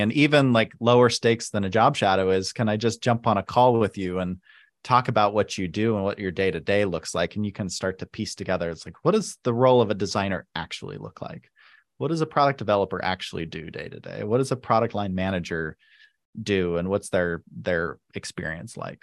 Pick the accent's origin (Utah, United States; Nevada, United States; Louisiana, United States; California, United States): Utah, United States; South Jordan; I grew up in Salt Lake in South Jordan, uh, specifically